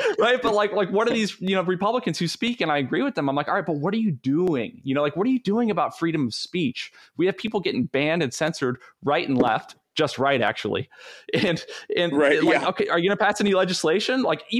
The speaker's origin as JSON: {"language": "English", "region": "the South", "country": "United States", "said": "I'm from the South."}